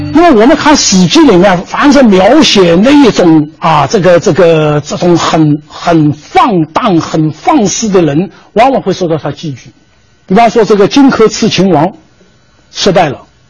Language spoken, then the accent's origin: Chinese; China; 我们中国人讲礼尚往来的啊